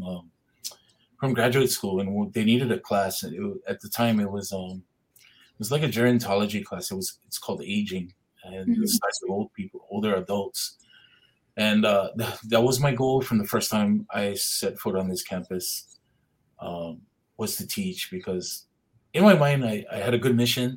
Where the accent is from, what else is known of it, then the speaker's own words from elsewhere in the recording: Hauula, Hawaii, United States; I'm from Haula Heights, so Heights is a little bit higher